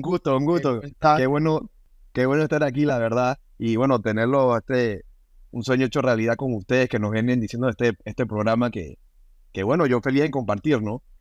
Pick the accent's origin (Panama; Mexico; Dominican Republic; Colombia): Panama; moved away; also born or lived in United States; me vine a Panamá, me vine a mi, a, mi tierra